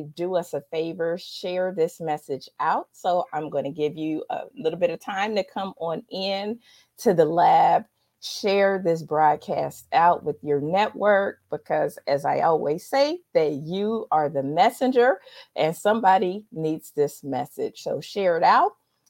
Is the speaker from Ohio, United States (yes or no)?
yes; Dayton, Ohio, United States; I have one, somebody that's in my hometown of Dayton, Ohio.